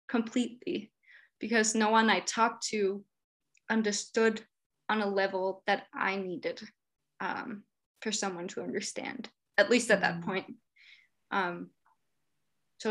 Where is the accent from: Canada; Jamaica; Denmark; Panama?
Denmark; I'm from Denmark.